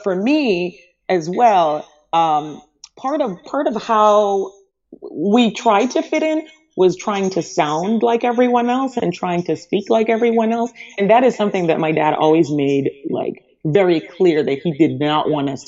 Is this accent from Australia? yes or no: no; Antigua & Barbuda; born there; also born or lived in Montserrat; So I was born on Antigua, which is an island, which I guess it's, you know, maybe about 20 miles from Montserrat.